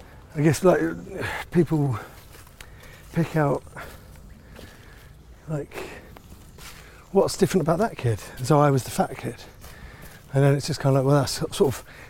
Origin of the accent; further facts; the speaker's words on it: St Albans, East of England, United Kingdom; moved away as an adult; also born or lived in Finsbury Park, London; now in London, United Kingdom; I grew up in Finsbury Park, and we grew up until about 7 or 8, and then we moved to St Albans